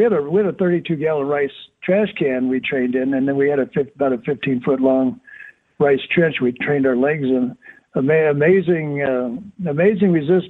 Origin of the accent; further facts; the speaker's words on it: Miami, Florida, United States; I mean, I'm in North Miami. Back then, there was not what the condos and all the resorts and everything. And I'm sort of on the edge of the Everglades